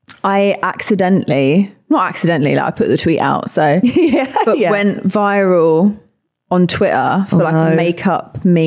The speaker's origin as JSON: {"language": "English", "region": "London", "country": "United Kingdom", "said": "I'm a singer from London."}